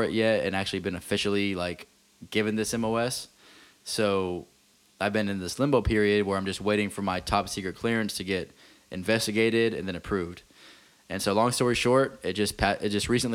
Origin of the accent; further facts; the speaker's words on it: Abilene, Texas, United States; moved away as an adult; now in Jacksonville, United States; my hometown, Abilene, Texas